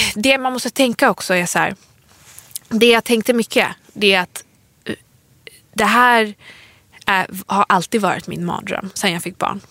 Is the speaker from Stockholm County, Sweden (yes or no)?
yes; Stockholm, Stockholm County, Sweden; vi är ju från Stockholm, vi har ju vår släkt här i Stockholm